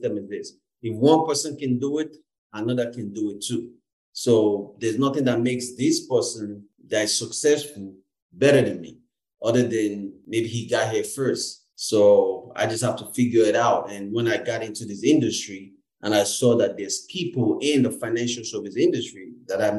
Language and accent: English; Lagos, Nigeria; now in Canada; being a Nigerian and being Igbo, and also grew up in the Yoruba land, I grew up in Lagos